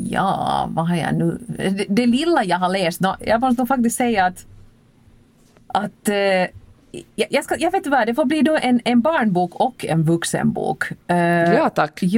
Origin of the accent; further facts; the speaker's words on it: Helsinki, Uusimaa, Finland; att upptäcka min hemstad på det här sättet.